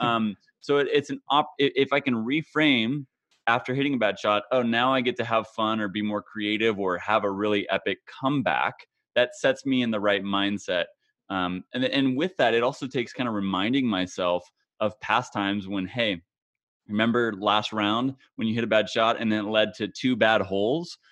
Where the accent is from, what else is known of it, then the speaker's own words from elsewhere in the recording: Kansas, United States; my home state of Kansas